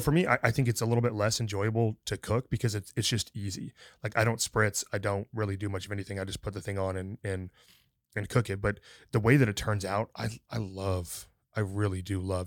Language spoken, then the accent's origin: English; the North, United States; now in Texas, United States; I grew up in the North